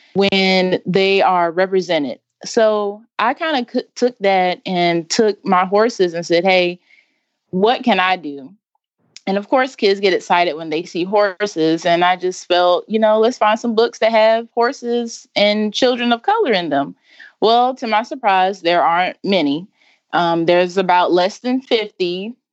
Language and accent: English; Wendell, North Carolina, United States; I'm from Wendell, North Carolina.